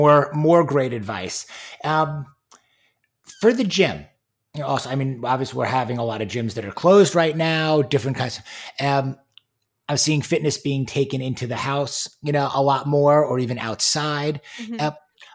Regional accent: New York, United States; also born or lived in Michigan; now in Houston, United States; having been born and raised in New York, going to school in Michigan, and now being in Houston, Texas

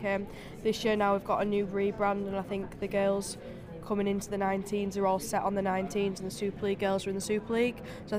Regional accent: Huddersfield, Yorkshire and the Humber, United Kingdom; I'm from Huddersfield.

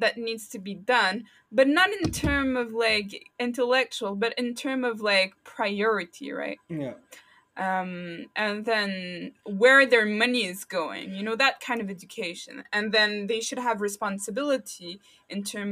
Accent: Canada; I'm from Canada

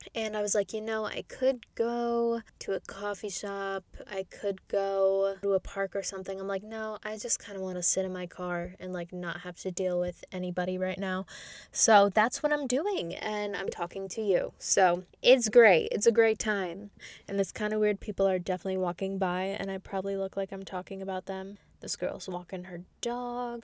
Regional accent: New York, United States; I'm from New York.

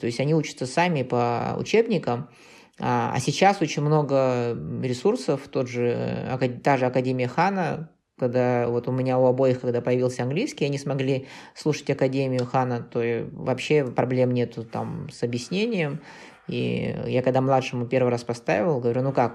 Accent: Kazakhstan; мы из Казахстана

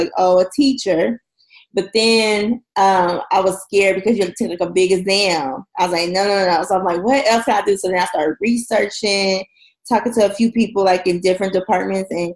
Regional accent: Oklahoma City, Oklahoma, United States; moved away as an adult; now in Houston, United States; we finally relocated back to my hometown, Oklahoma City, in 2015.

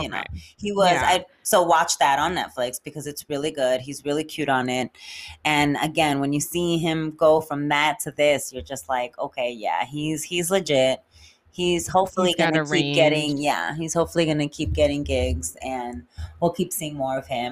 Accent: New York City, New York, United States; I am from the Bronx

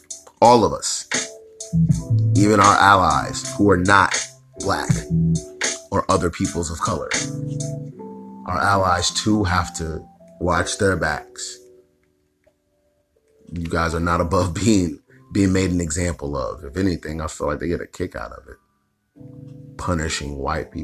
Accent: United States; us as African American peoples

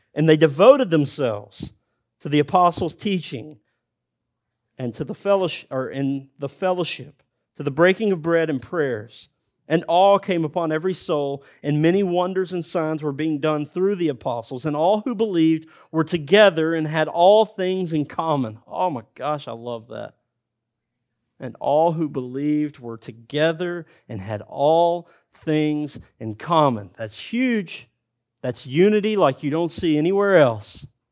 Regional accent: United States; Because of my dialect, because I'm from America

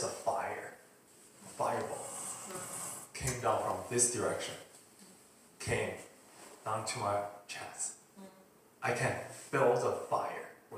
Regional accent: China; moved away; I'm from China

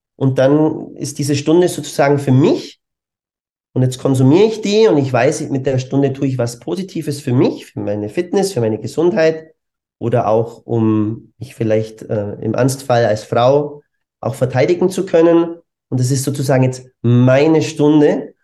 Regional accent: Germany; moved away as an adult; also born or lived in Bavaria; now in Vienna, Austria; bin eigentlich ursprünglich Deutscher

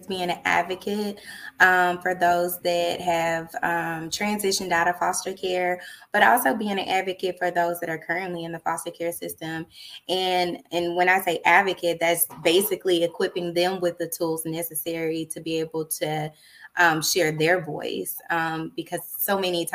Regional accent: Dallas, Texas, United States; also born or lived in Austin, Texas; I'm originally from Dallas, Texas

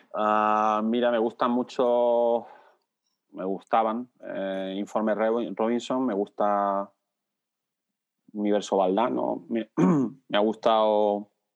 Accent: Logroño, La Rioja, Spain; nací en Logroño

